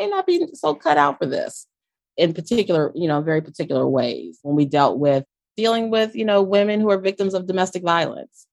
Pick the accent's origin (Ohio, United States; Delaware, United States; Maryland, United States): Delaware, United States; Wilmington; I'm from Wilmington, Delaware